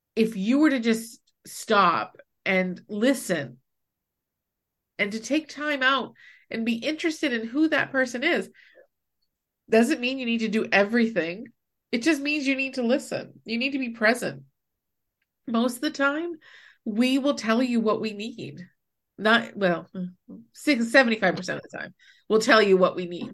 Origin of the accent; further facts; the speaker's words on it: New Hampshire, United States; also born or lived in Baltimore, Maryland; I moved away from New Hampshire for a year to live with my dad in Maryland, in Baltimore